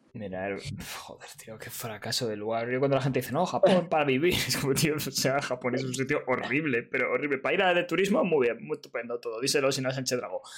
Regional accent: Madrid, Community of Madrid, Spain; los de Madrid

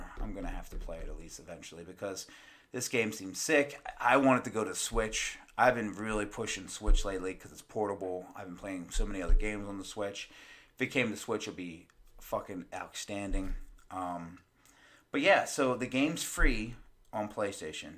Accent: United States; I'm American.

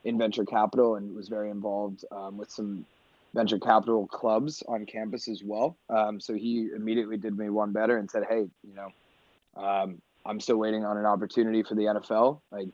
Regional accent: northern New Jersey, United States; I was raised in New Jersey, same place as Brandon, both from northern New Jersey prep schools

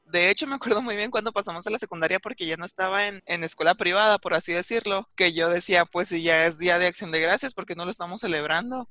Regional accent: Mexico; soy de México

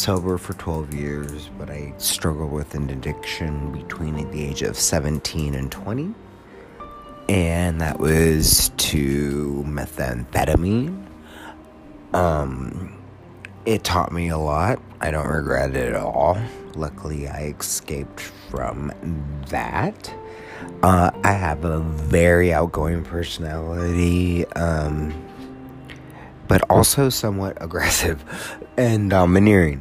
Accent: United States; as an American

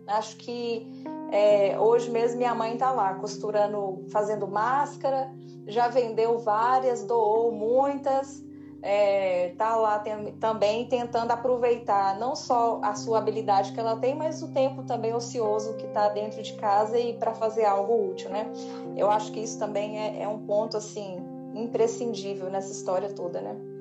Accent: Montes Claros, Minas Gerais, Brazil; moved away as an adult; now in Belo Horizonte, Brazil; me dá uma saudadezinha lá de Montes Claros, minha terra

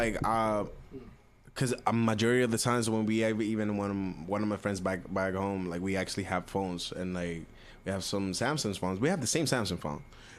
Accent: Miami, Florida, United States; I grew up around hip-hop. I grew up around Miami. Miami is like hip-hop central.

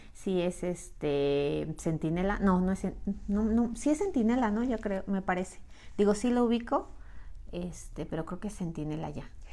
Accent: Mexico City, Mexico; Yo también soy de la Ciudad de México

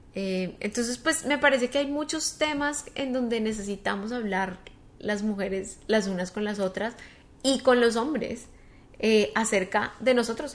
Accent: Colombia; moved away as an adult; also born or lived in United States; llegué como con muchas ganas de hacer cosas en Colombia, en mi país

